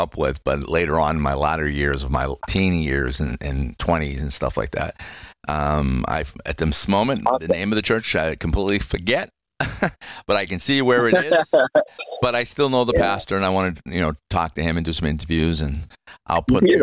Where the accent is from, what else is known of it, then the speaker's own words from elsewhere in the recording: New England, United States; I grew up in New England